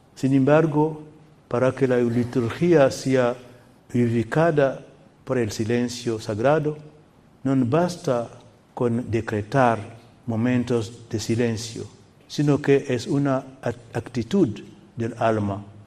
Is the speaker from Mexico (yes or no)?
no; Guinea; moved away; la capital de mi país natal, Guinea